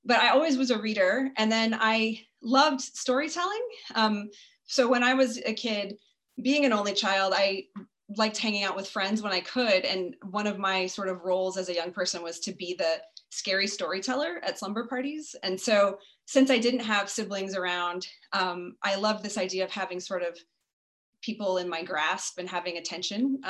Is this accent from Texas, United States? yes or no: yes; Lubbock, Texas, United States; also born or lived in Turkey, Texas; I was born in Lubbock, Texas, and I grew up an only child, although I ended up having six step siblings later. But as a child, I was only child in a rural area